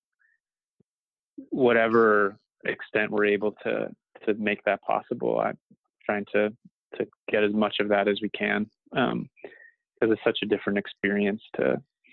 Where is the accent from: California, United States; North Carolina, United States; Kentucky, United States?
Kentucky, United States; Louisville; moved away; my hometown of Louisville, Kentucky